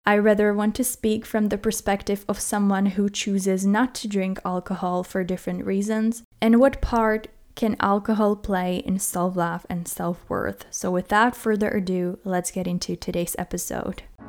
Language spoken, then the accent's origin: English; Czechia; moved away; I was born in the Czech Republic